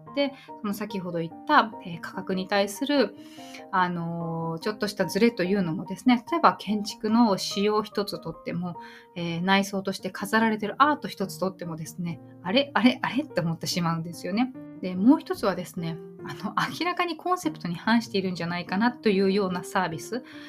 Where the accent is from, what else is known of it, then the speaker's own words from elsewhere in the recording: Tokyo, Japan; now in Yokohama, Japan; 私は今横浜に住んでいて、まあ、東京生まれ